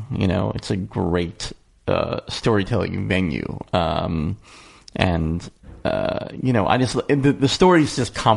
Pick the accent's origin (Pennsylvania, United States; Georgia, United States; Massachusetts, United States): Pennsylvania, United States; Philadelphia; moved away as an adult; now in Los Angeles, United States; I missed the East Coast. I'm from Philadelphia